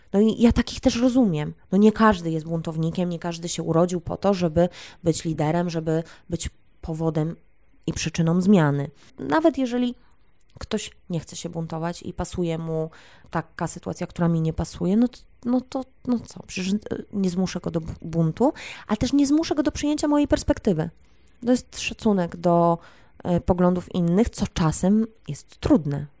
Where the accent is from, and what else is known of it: Poland